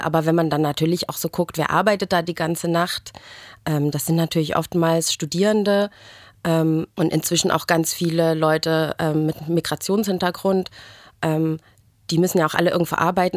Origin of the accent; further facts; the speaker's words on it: Germany; als Deutsche dann auch oftmals so dasteht und sich schon fragt, naja, Moment, bei uns ist es aber in der Highschool nicht so